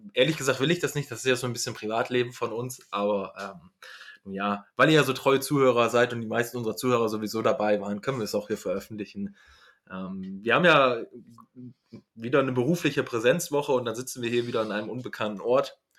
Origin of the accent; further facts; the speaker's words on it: Northern Germany, Germany; ich komme ja aus dem Norddeutschen